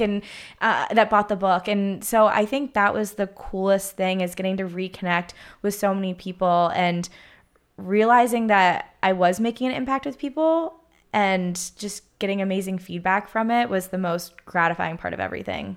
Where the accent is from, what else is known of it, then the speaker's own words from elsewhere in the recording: Pittsburgh, Pennsylvania, United States; moved away as an adult; now in Southern California, United States; growing up in Pittsburgh, every single Sunday revolved around